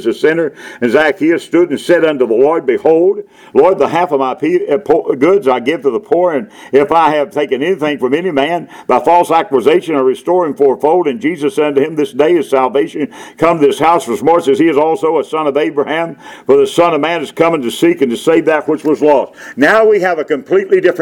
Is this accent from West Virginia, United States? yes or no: yes; Charleston, West Virginia, United States; When I was growing up in Charleston, West Virginia area, they had beggars on the street